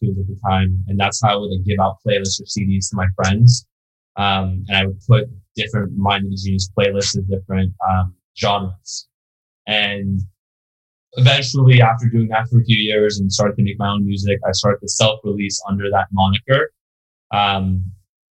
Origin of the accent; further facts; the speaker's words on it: Beverly Hills, California, United States; also born or lived in New York; I was born in New York, but I grew up in Beverly Hills